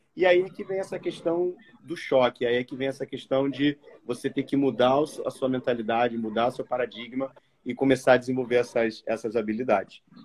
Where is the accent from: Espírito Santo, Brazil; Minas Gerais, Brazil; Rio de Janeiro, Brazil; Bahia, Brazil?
Rio de Janeiro, Brazil; eu vim do subúrbio do Rio, então sou de Quintino